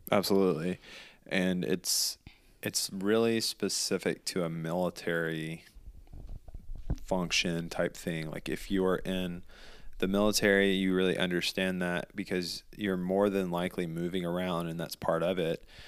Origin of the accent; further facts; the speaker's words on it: the South, United States; moved away; we grew up in the South